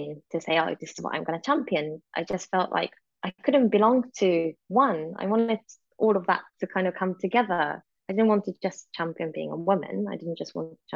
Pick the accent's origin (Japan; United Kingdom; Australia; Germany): Japan; moved away; also born or lived in Europe; growing up in Japan and then suddenly moving to sort of European country, again out of my control because of my father's job